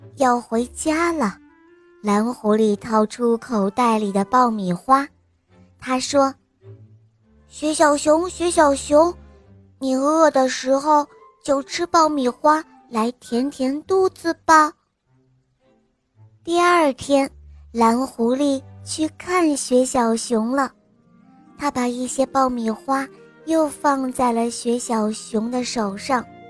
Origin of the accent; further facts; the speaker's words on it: Jiangsu, China; 我来自江苏